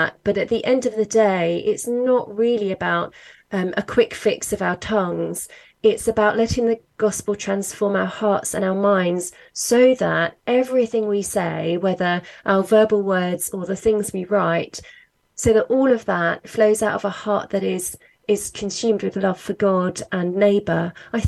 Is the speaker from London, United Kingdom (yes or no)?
yes; London, United Kingdom; now in Worcester, United Kingdom; I was brought up in London, actually. But yeah, I've lived in Worcester, which is right in the middle of England.